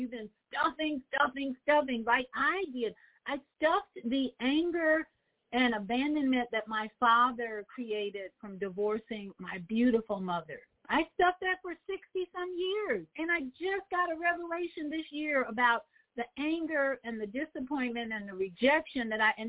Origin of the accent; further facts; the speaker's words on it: Chicago, Illinois, United States; my hometown, Chicago.